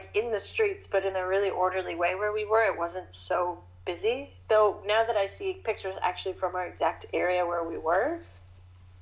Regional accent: Toronto, Ontario, Canada; I lived in Toronto. I'm from Toronto.

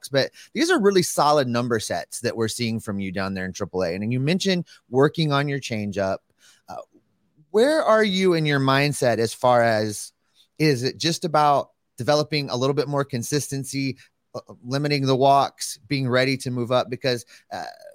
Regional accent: Frost, Texas, United States; I graduated from Frost High School, which is about 30 minutes from there between Hillsboro and Corsicana

